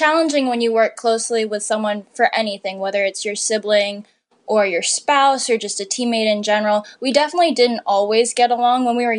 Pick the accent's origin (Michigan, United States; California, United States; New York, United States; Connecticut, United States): Connecticut, United States; moved away; we grew up in Connecticut